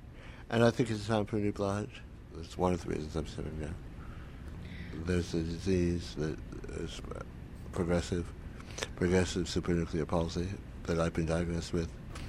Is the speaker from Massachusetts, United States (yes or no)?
no; Hawaii, United States; moved away as an adult; also born or lived in Berlin; I traded Berlin for Hawaii because I was from Hawaii and knew Hawaii and loved Hawaii.